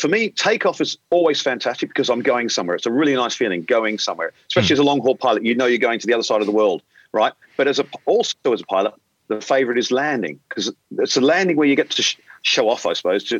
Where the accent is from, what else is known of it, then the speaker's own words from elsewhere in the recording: Australia; moved away as an adult; now in London, United Kingdom; being an Australian, if you haven't picked up my accent yet, being an Australian